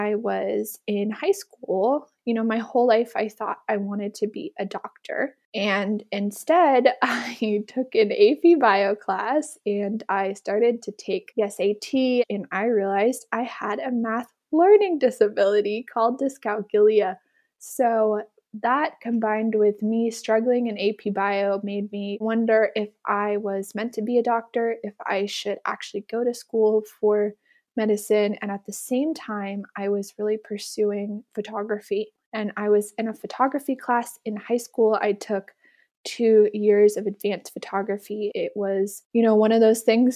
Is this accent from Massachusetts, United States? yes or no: no; Blacksburg, Virginia, United States; born or raised there; also born or lived in San Francisco, California